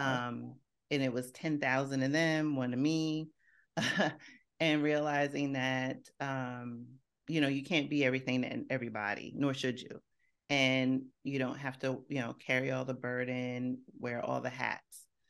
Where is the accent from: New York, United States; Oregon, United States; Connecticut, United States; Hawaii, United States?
New York, United States; New York City; I grew up in Co-op City in the Bronx